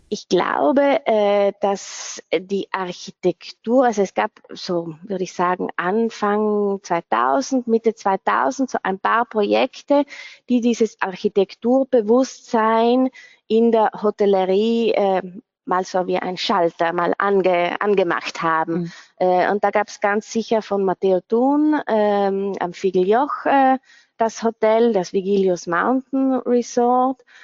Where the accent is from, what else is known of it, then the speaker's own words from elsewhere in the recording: South Tyrol, Trentino-Alto Adige, Italy; also born or lived in London; ich bin Südtirolerin